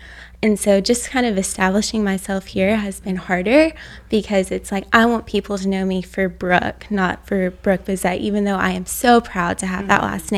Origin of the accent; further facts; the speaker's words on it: Arkansas, United States; moved away as an adult; now in Florida, United States; I'm from Arkansas, and I moved here last year to Florida.